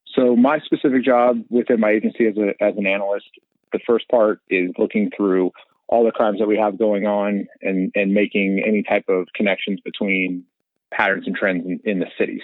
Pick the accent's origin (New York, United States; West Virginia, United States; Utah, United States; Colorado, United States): Colorado, United States; now in Arizona, United States; I grew up in Colorado